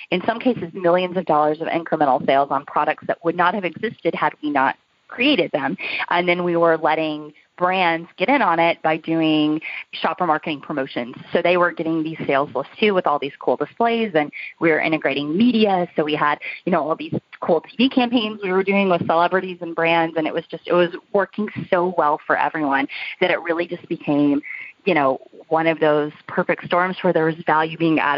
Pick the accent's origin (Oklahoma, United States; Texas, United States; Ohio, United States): Oklahoma, United States; also born or lived in New York; now in Nashville, United States; I grew up in Oklahoma